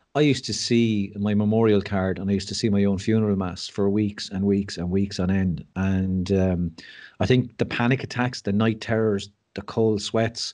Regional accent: Mullingar, Leinster, Ireland; also born or lived in West Wicklow; we grew up in Mullingar and my parents moved to West Wicklow

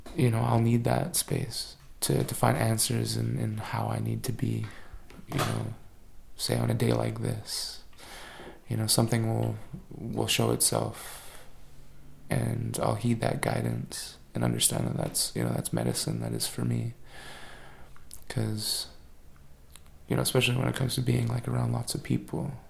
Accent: Wet'suwet'en territory, British Columbia, Canada; I was born on 10 Tene territory and, and grew up on Wet'suwet'en territory

